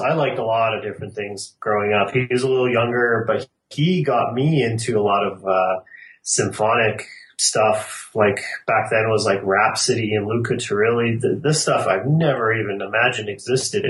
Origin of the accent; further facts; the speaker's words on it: Calgary, Alberta, Canada; We're all from Calgary.